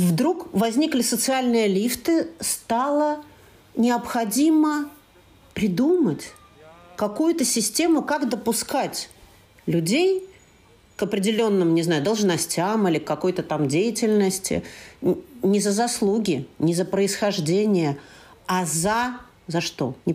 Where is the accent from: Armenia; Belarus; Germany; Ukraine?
Germany; Berlin; born there; я родился в Берлине, я, э, ну, как настоящий москвич, да